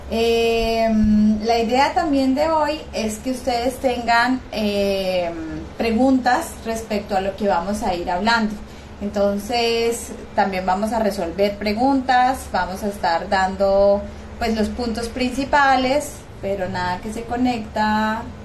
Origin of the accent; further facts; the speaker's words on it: Colombia; Yo estoy en Colombia, soy colombiana.